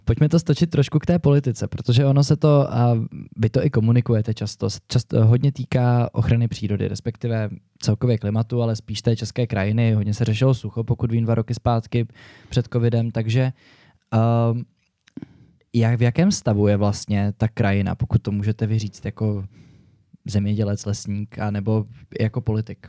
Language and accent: Czech; Prague, Czechia; Já jsem tady kluk z Prahy, bydlím celý život ve městě